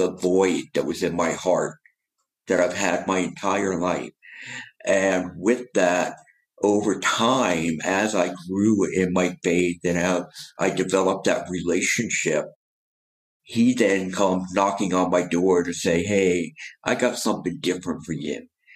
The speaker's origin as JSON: {"language": "English", "region": "New Jersey", "country": "United States", "also_born_or_lived": "New York", "moved": "as an adult", "lives_now": "Atlanta, United States", "said": "I'm from New Jersey."}